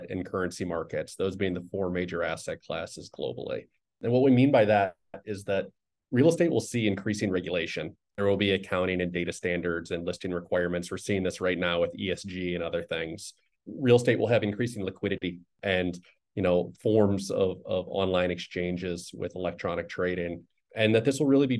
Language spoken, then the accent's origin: English; Chicago, Illinois, United States; moved away; I'm originally from Chicago